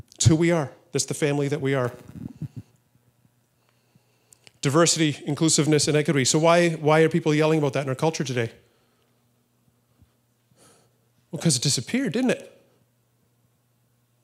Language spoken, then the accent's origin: English; Canada; I'm not defined by being conservative or being Canadian or being white.